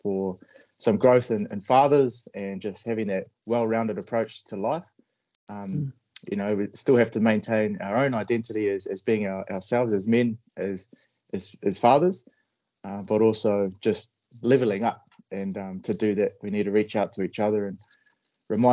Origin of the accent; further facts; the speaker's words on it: Palmerston North, Manawatū-Whanganui, New Zealand; I was raised in Palmerston North, so that's the North Island of New Zealand